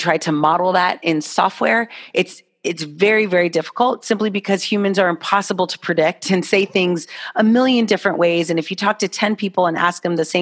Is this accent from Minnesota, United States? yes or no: no; Miami, Florida, United States; I'm from Miami